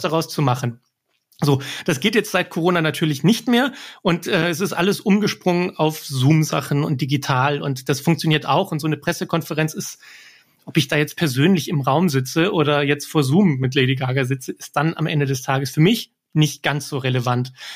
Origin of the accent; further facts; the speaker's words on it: Germany; ich bin hier in Deutschland geboren